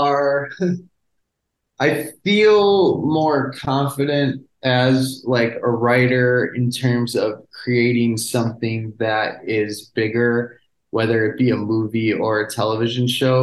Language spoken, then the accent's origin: English; Chicago, Illinois, United States; I was from Chicago